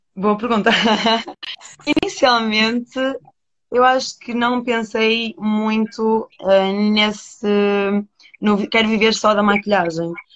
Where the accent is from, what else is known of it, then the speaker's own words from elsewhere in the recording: Porto, Norte, Portugal; Estou em Portugal, estou no Porto, isto é a minha terra.